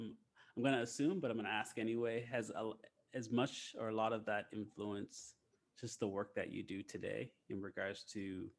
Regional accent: Nova Scotia, Canada; I'm from Canada, so I'm originally from Nova Scotia, which has like a very small Black community, but the biggest Black community in Canada.

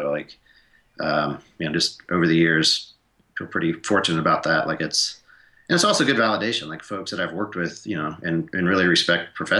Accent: Atlanta, Georgia, United States; also born or lived in Montana / South Sudan; I grew up in Atlanta. I grew up in the city

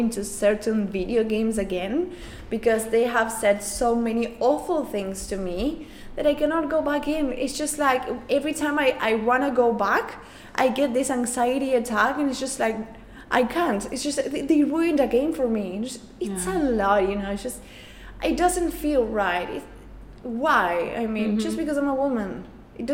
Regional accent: Argentina; first language Spanish; English is a second language

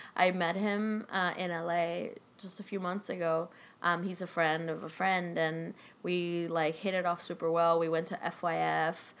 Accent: Chile; now in Los Angeles, United States; where I grew up in Chile

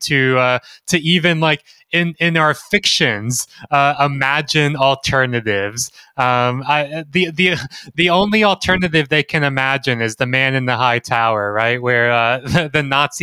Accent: Mississippi, United States; Jeremy and I grew up in Mississippi

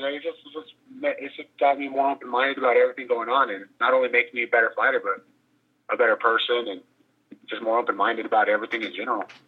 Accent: Oklahoma, United States; now in Albuquerque, United States; I was born in Oklahoma

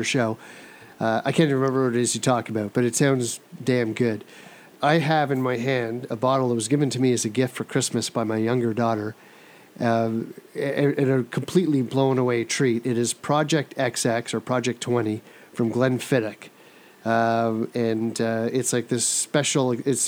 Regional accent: Ottawa, Ontario, Canada; also born or lived in Thornhill; Born and raised in Ottawa.

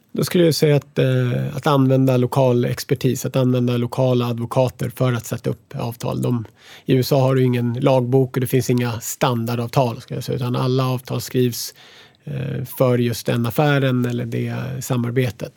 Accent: Sweden; moved away as an adult; now in United States; som svensk

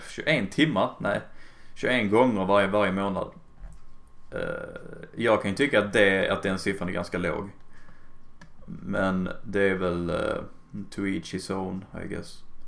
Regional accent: Skåne, Sweden; jag är bara tysk skånska i och för sig

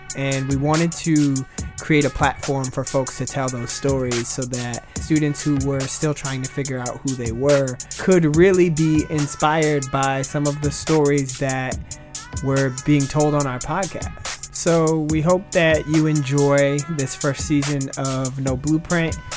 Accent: Kent, Washington, United States; also born or lived in Tokyo, Japan; now in Seattle, United States; I was born in Tokyo, Japan, raised in Kent, Washington, and now currently reside in Seattle

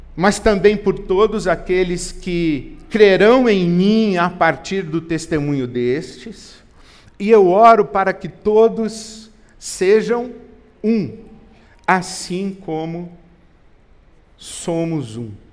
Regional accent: Brazil

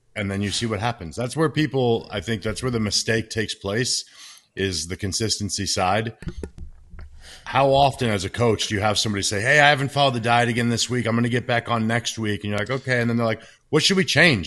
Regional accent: Washington, United States; I was born in Washington State

